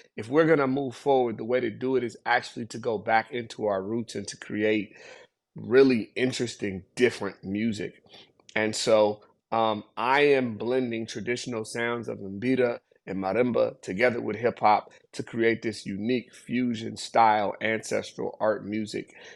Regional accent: Seattle, Washington, United States; also born or lived in Zimbabwe; I was actually born in Seattle, Washington

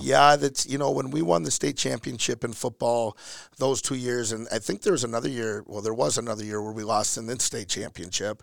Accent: Elk River, Minnesota, United States; born and raised in Elk River

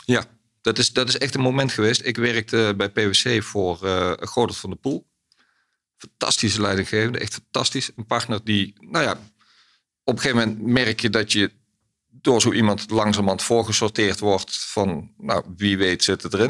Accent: Ittervoort, Limburg, Netherlands; opgegroeid in Limburg

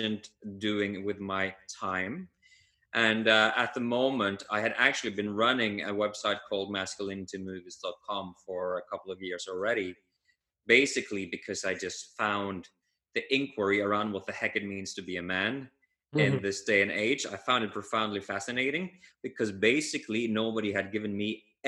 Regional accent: Norway; I'm from Norway, and this part of the world, Scandinavia, the Nordics, or even Northern

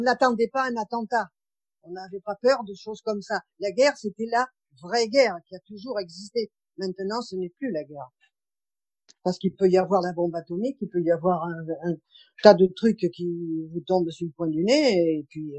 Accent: Marseille, Provence-Alpes-Côte d'Azur, France; moved away as an adult; also born or lived in Paris region; now in Seine-et-Marne, France; Je suis née à Marseille, je suis restée à Marseille jusqu'à 18 ans

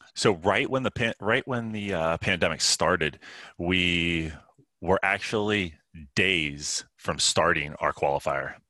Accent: Pittsburgh, Pennsylvania, United States; I grew up in Pittsburgh, or just northeast of Pittsburgh, Pennsylvania

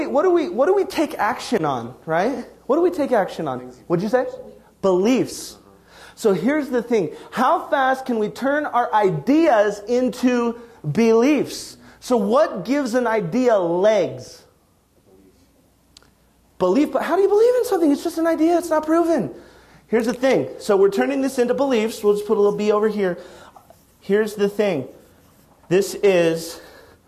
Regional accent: Wyoming, United States; moved away; also born or lived in Arizona; I'm from Wyoming.

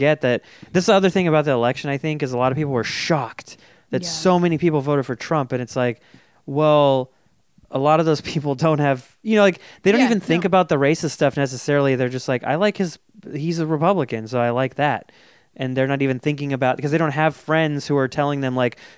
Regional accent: Folsom, California, United States; I grew up in Folsom, and I was very sheltered

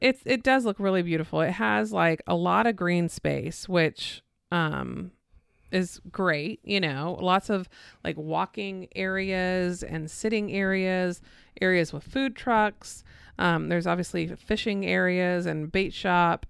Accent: Florida, United States; someone who was born and raised in Florida

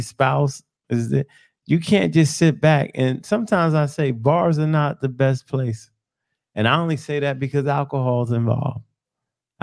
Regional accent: New York City, New York, United States; I grew up in New York.

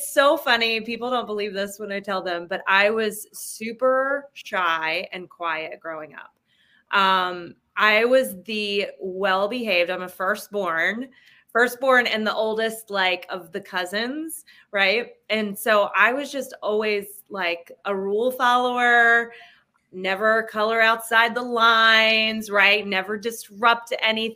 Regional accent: New Jersey, United States; I grew up in New Jersey

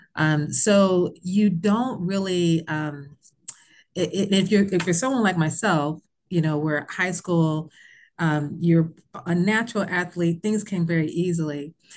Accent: Bloomington, Indiana, United States; moved away as an adult; I was from Bloomington, Indiana

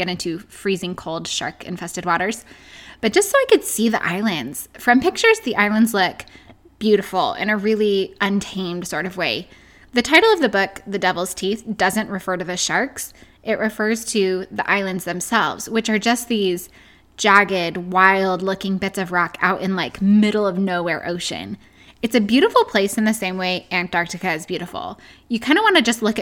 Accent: San Francisco Bay Area, California, United States; I grew up in the San Francisco Bay Area

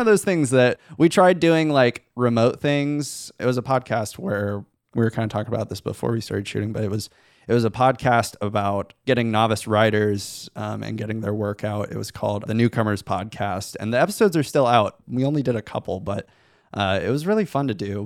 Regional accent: Van Wert, Ohio, United States; I grew up in Van Wert, Ohio

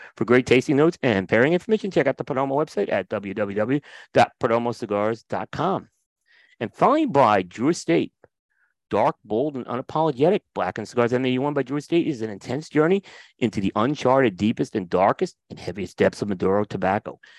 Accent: New York City, New York, United States; also born or lived in Windsor Terrace, Brooklyn / Staten Island; I'm from Bay Ridge, and okay. Actually, I was born in Windsor Terrace, but really I lived in Bay Ridge. And then we, instead of moving to Long Island, we moved to Staten Island

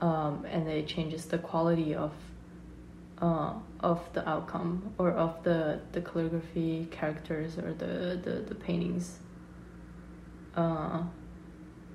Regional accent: Hong Kong; moved away; also born or lived in China / Rhode Island, United States; I'm from Hong Kong, and I grew up in Hong Kong and China

